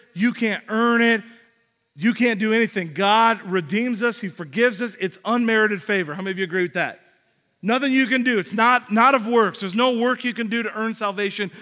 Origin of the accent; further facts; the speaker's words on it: United States; we're American